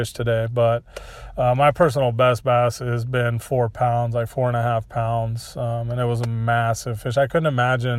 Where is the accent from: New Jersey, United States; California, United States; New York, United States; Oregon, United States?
Oregon, United States; Stanfield; I grew up in Umatilla County in a little town called Stanfield, close to Hermiston